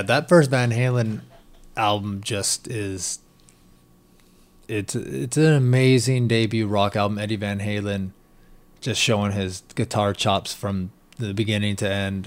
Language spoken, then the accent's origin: English; Washington, United States; me growing up in Washington State out in the middle of nowhere